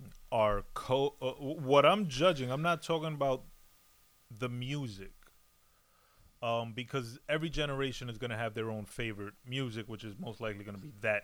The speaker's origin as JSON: {"language": "English", "country": "United States", "tie": "born or raised there", "said": "I was born here in America"}